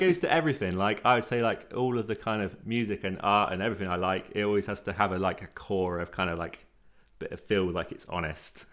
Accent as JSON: {"language": "English", "area": "Cornwall", "region": "South West England", "country": "United Kingdom", "tie": "born or raised there", "said": "I'm Cornish"}